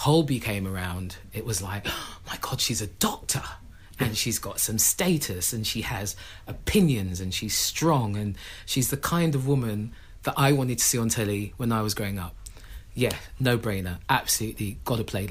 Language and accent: English; London, United Kingdom; my family were one of the first families that moved into Tottenham, with one of the first black families in Tottenham